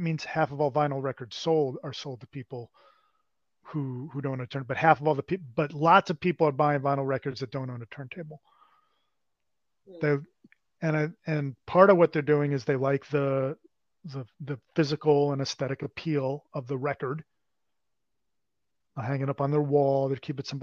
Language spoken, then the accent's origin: English; New York, United States; I'm from New York